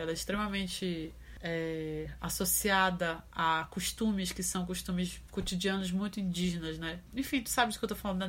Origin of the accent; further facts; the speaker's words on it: Pará, Brazil; accent: chiado (northern/Pará accent); essa questão do chiado, do nosso, do nosso sotaque